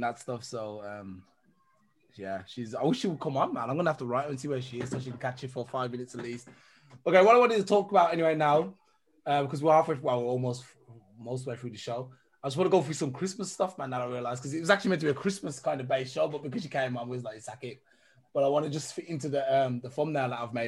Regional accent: England, United Kingdom; now in Germany; I'm actually from England as well

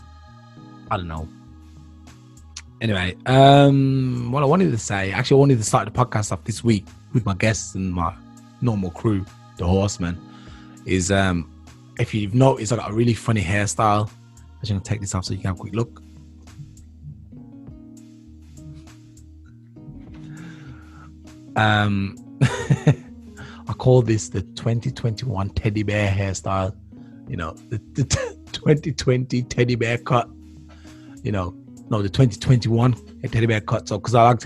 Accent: Birmingham, West Midlands, United Kingdom; moved away as an adult; now in Germany; I'm from the UK, so I was born in Birmingham

